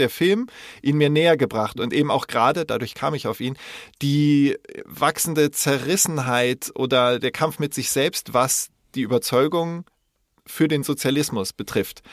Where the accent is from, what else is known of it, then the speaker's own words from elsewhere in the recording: West Germany, Germany; als Wessi